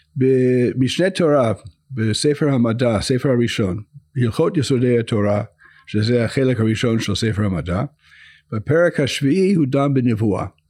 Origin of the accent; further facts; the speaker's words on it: United States; Hebrew is a second language; now in Israel; אני גדלתי אה, בארצות הברית